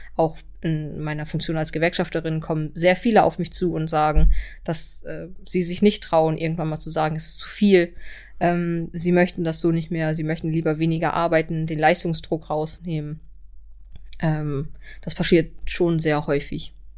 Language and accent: German; Kiel, Schleswig-Holstein, Germany; ich komme hier aus Kiel